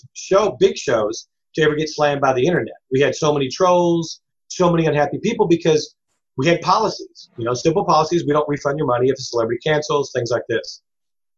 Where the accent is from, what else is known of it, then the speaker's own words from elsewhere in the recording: Louisville, Kentucky, United States; We grew up in the South end of Louisville off of Dixie Highway.